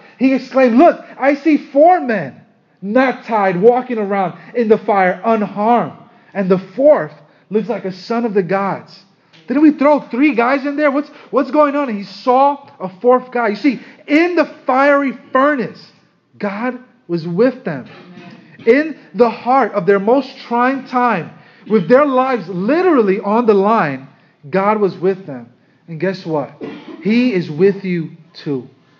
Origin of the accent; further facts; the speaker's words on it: Brooklyn, New York, United States; Now, I know you, most of us here, we're from Brooklyn.